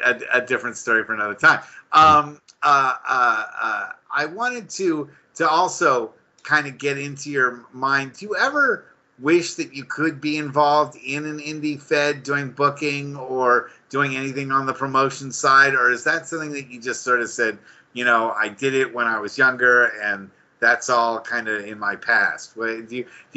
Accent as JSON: {"language": "English", "area": "Bay Area", "region": "California", "country": "United States", "tie": "born or raised there", "said": "growing up here in the Bay Area"}